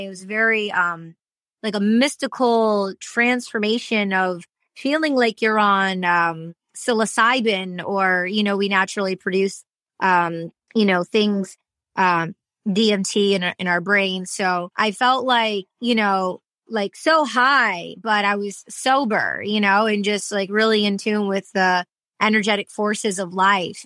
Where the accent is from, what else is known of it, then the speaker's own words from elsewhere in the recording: Michigan, United States; accent: Michigan; also born or lived in Detroit; now in Los Angeles, United States; I was raised in Michigan